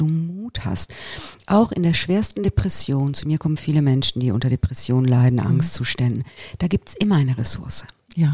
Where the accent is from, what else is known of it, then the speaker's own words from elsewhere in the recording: Italy; moved away; Ich bin ja in Italien aufgewachsen